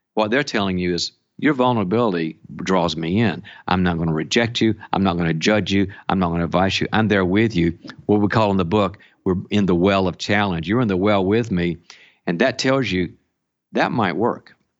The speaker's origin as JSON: {"language": "English", "region": "the South", "country": "United States", "tie": "born or raised there", "moved": "yes", "lives_now": "California, United States", "said": "I'm originally from the South"}